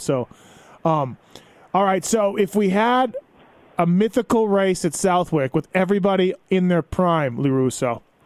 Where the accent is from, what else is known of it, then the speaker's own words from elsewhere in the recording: Canada; me being Canadian